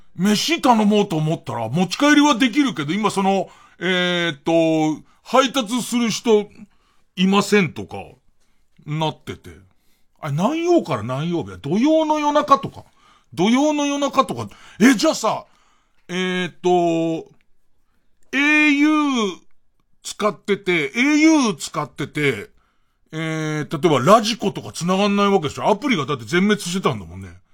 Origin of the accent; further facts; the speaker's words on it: Edokko, Tokyo, Japan; 江戸っ子としては